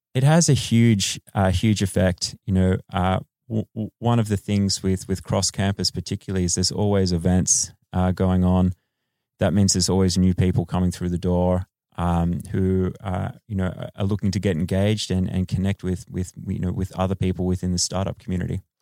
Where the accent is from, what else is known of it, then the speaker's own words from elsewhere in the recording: Australia; moved away as an adult; now in Los Angeles, United States; I am Australian